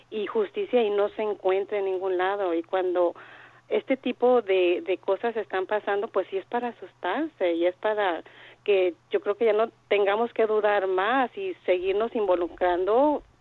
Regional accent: Mexico; moved away; yo soy de México

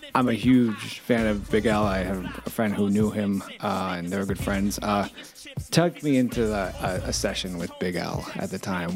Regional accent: New York City, New York, United States; I grew up in Washington Heights.

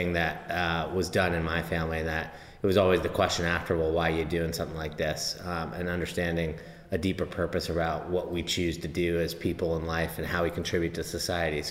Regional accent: Tiburon, California, United States; I grew up in the Bay Area, in Tiburon

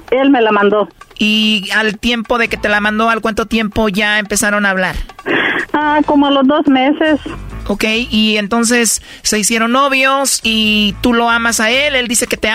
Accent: El Salvador; accent: centroamericano; Soy salvadoreña.

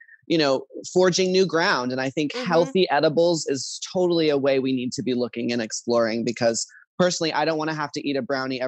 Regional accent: Dallas, Texas, United States; now in California, United States; I grew up in Texas, Dallas, Texas, where it's very conservative

